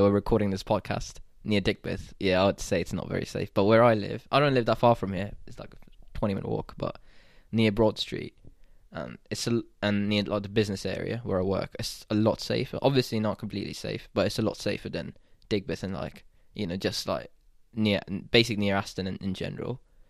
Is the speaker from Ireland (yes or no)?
no; Saudi Arabia; So I think growing up in the Middle East, I'm more comfortable, and I feel closer in culture with someone like you, who's like Egyptian, not Pakistani at all, but you also grew up in Saudi, and I grew up in Saudi.